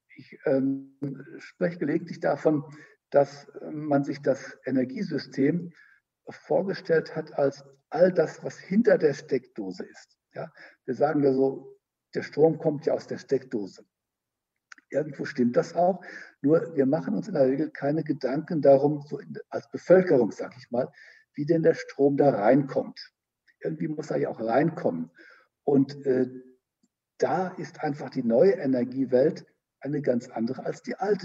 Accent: Germany; bei uns in Deutschland

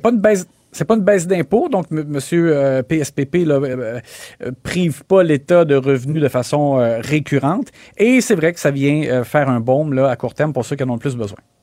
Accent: Quebec, Canada; chez nous au Québec

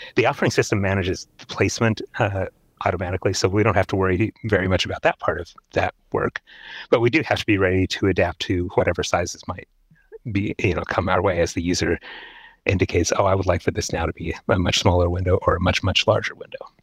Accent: Seattle, Washington, United States; I grew up in Seattle

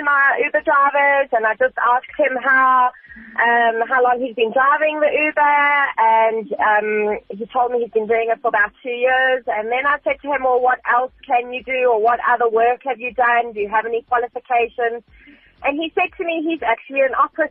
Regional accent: South Africa; 100% proudly South African

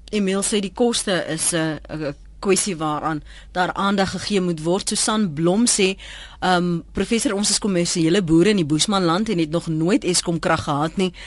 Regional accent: Cape Town, Western Cape, South Africa; in my kinderjare op die Kaapse vlakte

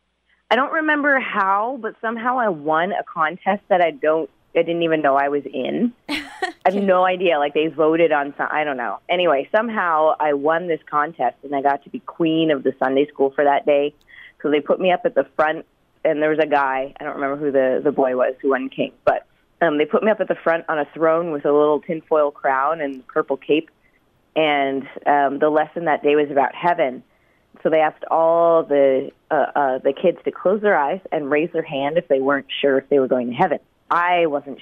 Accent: Halifax, Nova Scotia, Canada; now in Abbotsford, Canada; I'm originally from Halifax, Nova Scotia, and now I'm in Abbotsford, British Columbia.

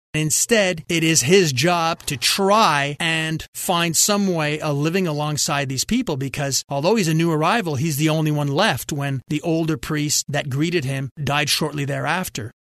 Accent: Quebec, Canada; growing up in French Catholic Quebec

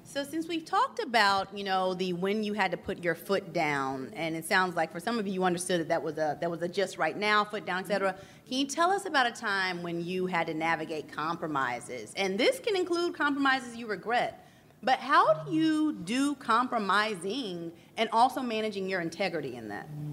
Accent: the South, United States; now in Northeast, United States; as a Southerner who lives in the Northeast

